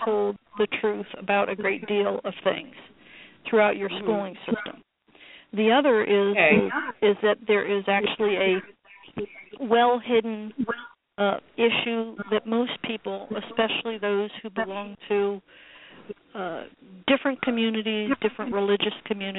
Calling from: United States; America, let's put it that way.

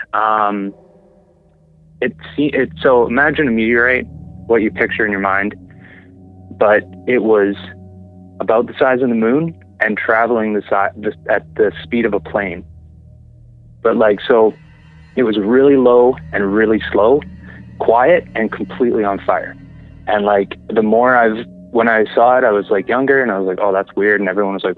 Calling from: Summerland, British Columbia, Canada; I'm calling from Summerland

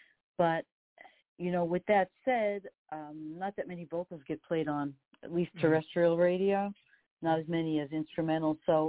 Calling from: New York, United States; I'm calling you from New York. I'm on the Queens border, about 20 minutes outside of Midtown Manhattan.

